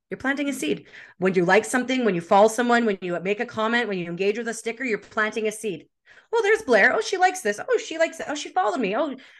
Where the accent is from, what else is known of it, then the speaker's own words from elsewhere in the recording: Winnipeg, Manitoba, Canada; moved away as an adult; also born or lived in Edmonton / Vancouver; now in British Columbia, Canada; I'm from Winnipeg, but I'm living in British Columbia